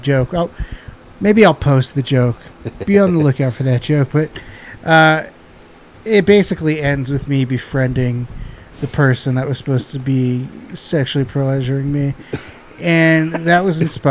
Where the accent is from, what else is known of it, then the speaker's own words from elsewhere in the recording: Inland Empire, California, United States; I'm from the Inland Empire, too.